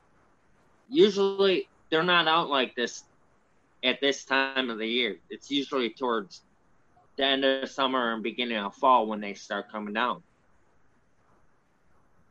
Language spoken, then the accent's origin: English; Romeo, Michigan, United States; I grew up in Romeo, Michigan